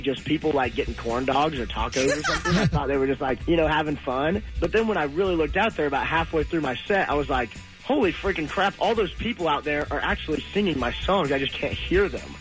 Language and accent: English; Louisville, United States; moved away as an adult; now in Nashville, United States; my hometown of Louisville